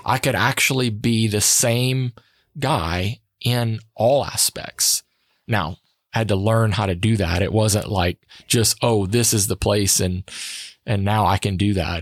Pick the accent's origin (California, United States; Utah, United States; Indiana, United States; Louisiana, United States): Louisiana, United States; Sunset; I grew up in Acadiana